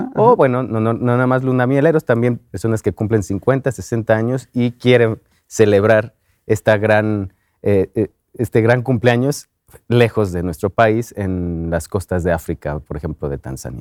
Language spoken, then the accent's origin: Spanish; Mexico